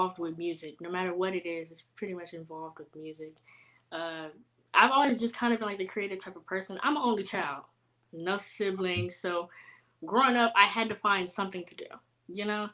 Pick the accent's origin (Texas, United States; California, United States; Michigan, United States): Texas, United States; Houston; also born or lived in San Antonio; growing up in Houston